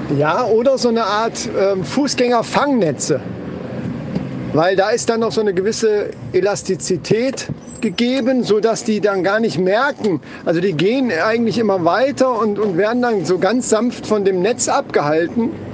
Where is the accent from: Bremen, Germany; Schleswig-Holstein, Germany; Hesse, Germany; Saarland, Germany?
Hesse, Germany; Kassel; bei uns in Kassel